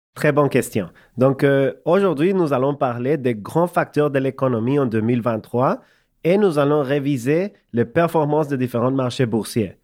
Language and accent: French; El Salvador; French is a second language; moved away as an adult; also born or lived in Montreal, Canada; now in Canada; j'ai grandi au Salvador, dans l'Amérique centrale, comme tu sais. Je déménageais au Canada quand j'avais 19 ans.